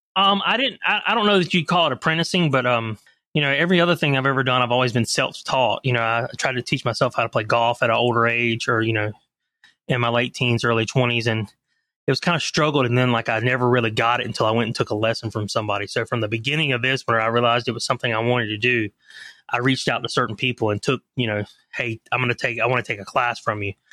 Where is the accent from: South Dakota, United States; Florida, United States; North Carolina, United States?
North Carolina, United States; Leland; also born or lived in Charlotte, North Carolina / Atlanta, Georgia; I grew up in a little town outside of Wilmington, North Carolina called Leland, North Carolina